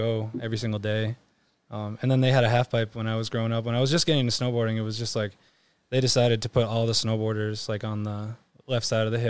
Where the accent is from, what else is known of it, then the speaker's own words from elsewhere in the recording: Shrewsbury, Massachusetts, United States; also born or lived in Worcester, Massachusetts; I'm from Shrewsbury, Massachusetts. And I guess the story is I grew up there. I grew up in Worcester, Mass for like the first couple of years of my life